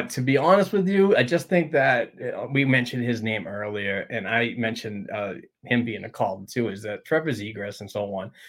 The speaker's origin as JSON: {"language": "English", "country": "Sweden", "second_language": "English", "said": "you're from Alaska. I'm from Sweden, but somehow we're family"}